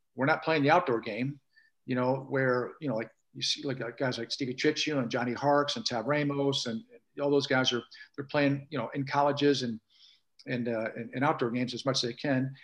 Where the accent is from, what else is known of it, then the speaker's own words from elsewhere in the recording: St. Louis, Missouri, United States; moved away; Growing up in St. Louis